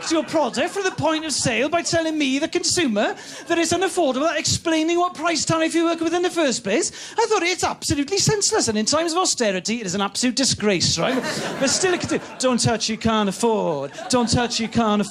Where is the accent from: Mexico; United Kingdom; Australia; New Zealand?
United Kingdom; Wales; I'm from Wales